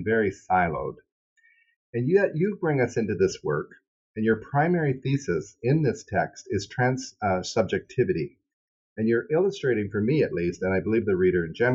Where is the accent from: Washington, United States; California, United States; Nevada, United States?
Washington, United States; Seattle; we're both from Seattle